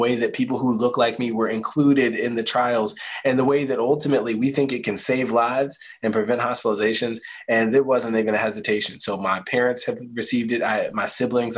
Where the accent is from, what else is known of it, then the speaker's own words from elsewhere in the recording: Spotsylvania County, Virginia, United States; now in Charlottesville, United States; Spotsylvania County, Virginia, nice and rural, in Central Virginia.